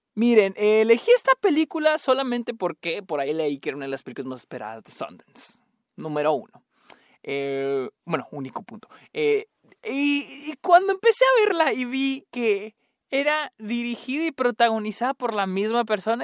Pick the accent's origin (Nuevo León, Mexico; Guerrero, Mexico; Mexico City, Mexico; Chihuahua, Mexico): Chihuahua, Mexico; soy de Chihuahua